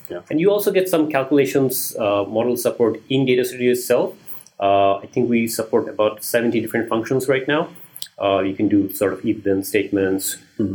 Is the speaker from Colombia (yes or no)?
no; Bangladesh; moved away as an adult; also born or lived in Maryland, United States / Washington DC, United States; I'm originally from Bangladesh